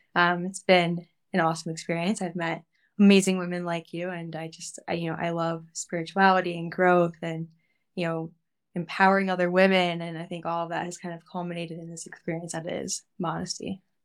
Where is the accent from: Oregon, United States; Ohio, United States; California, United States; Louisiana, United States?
Ohio, United States; Cleveland; now in New York, United States; I grew up in Cleveland, Ohio